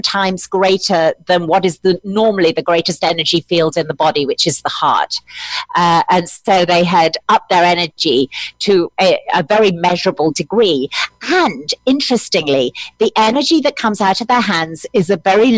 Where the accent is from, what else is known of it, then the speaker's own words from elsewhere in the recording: United Kingdom; I'm British